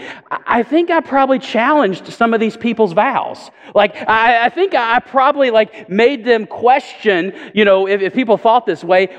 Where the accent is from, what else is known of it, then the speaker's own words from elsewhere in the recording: Chattanooga, Tennessee, United States; now in Oak Ridge, United States; I grew up in Chattanooga, and I went to church as a child